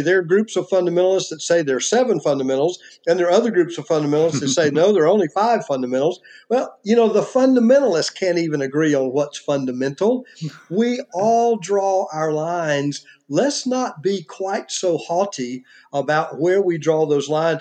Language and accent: English; United States; I am an American and not you know, a Mexican